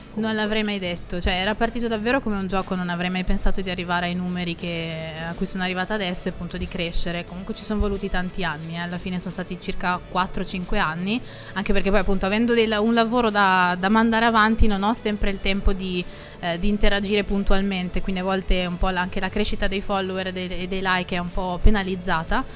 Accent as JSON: {"language": "Italian", "town": "Milan", "region": "Lombardy", "country": "Italy", "tie": "born or raised there", "said": "Milano, perché è la mia città natale, quindi quella in cui vivo da ventotto anni"}